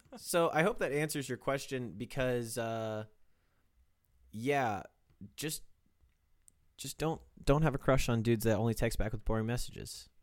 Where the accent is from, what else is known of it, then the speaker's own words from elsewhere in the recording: Kansas, United States; growing up in Kansas